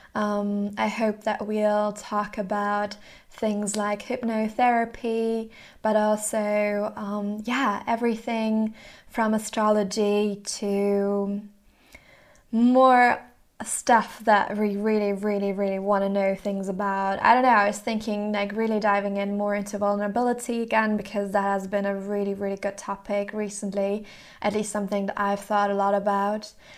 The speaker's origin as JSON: {"language": "English", "town": "Mannheim", "region": "Baden-Württemberg", "country": "Germany", "tie": "born or raised there", "also_born_or_lived": "Rotterdam, Netherlands / Hamburg, Germany", "moved": "as an adult", "said": "I grew up in Mannheim, Germany"}